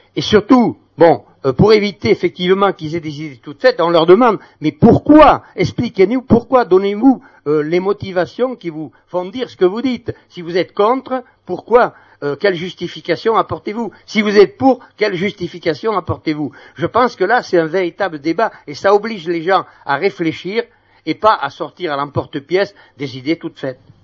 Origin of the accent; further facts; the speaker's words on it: Bayonne, Nouvelle-Aquitaine, France; now in Caen, France; je suis originaire de Bayonne.